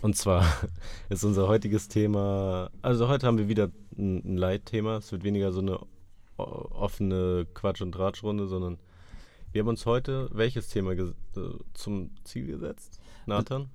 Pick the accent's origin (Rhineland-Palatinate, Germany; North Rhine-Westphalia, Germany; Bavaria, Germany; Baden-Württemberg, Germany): Bavaria, Germany; Munich; als Münchner